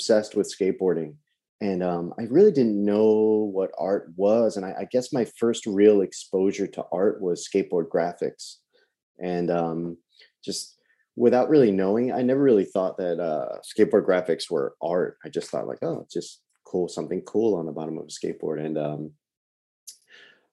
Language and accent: English; Long Island, New York, United States; I'm from New York, Long Island originally, born and raised